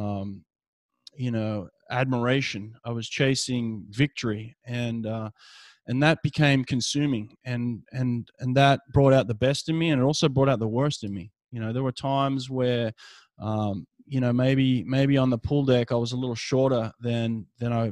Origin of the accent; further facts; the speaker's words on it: Sydney, New South Wales, Australia; now in Alabama, United States; growing up in Sydney